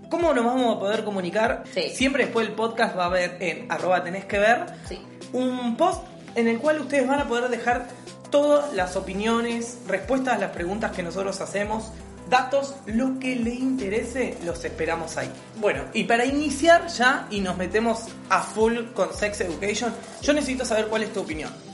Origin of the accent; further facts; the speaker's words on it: Rosario, Santa Fe, Argentina; now in Buenos Aires, Argentina; soy de Rosario. Actualmente estoy viviendo en Capital Federal